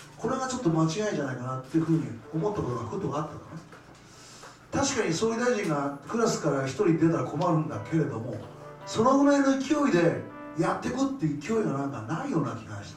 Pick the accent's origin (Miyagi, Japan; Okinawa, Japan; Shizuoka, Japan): Miyagi, Japan; 僕は宮城ですけど